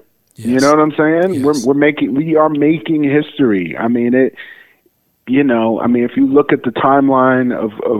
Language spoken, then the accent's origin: English; Detroit, Michigan, United States; moved away as an adult; also born or lived in Rochester Hills, Michigan / Chicago, Illinois; I spent my childhood in and around the city of Detroit. I was born in Detroit, Michigan